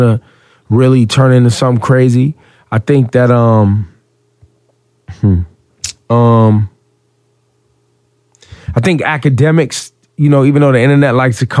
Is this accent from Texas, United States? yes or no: no; Northern California, United States; now in New York, United States; I grew up in Northern California